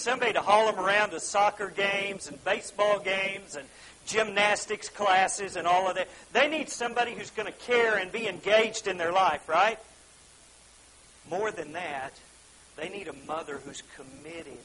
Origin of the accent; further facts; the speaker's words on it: Oklahoma, United States; we're from Oklahoma